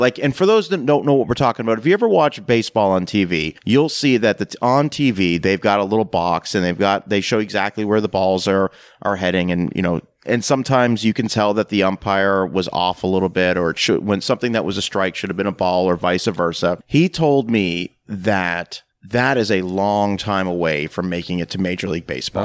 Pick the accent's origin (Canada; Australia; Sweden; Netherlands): Canada; moved away; also born or lived in rural Tennessee; growing up in Canada, and, and then moving to rural Tennessee.